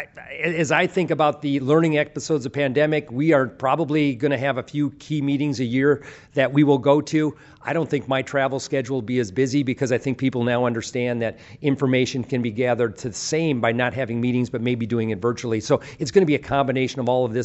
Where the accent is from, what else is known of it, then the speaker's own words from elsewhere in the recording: United States; we as American farmers